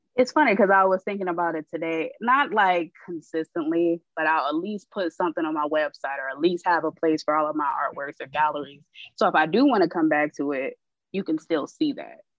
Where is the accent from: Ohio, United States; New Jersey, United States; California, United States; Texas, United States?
Ohio, United States; Columbus; now in Florida, United States; I am originally from Columbus, Ohio, but I, I reside in Florida